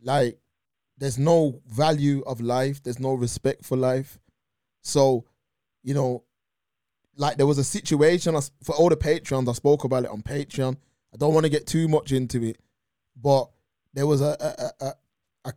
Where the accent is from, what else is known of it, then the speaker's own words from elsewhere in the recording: Birmingham, West Midlands, United Kingdom; growing up in Birmingham